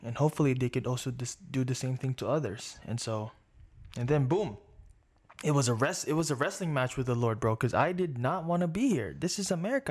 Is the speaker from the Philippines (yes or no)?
yes; Philippines; now in Las Vegas, United States; I grew up in the Philippines